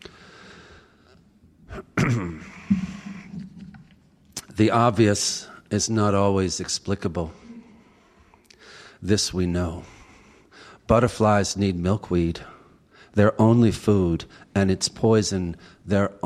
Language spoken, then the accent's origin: English; Washington, District of Columbia, United States; also born or lived in Westminster, Maryland; now in Maryland, United States; I was born in Westminster, but then we went back to Southwest Washington, where both of their families had lived for many years